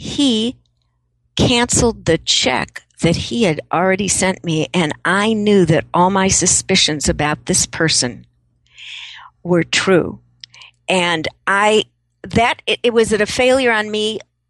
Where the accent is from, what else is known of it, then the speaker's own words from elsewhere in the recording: Chicago, Illinois, United States; I grew up in Chicago, so we have a very different concept of the politics of savvy.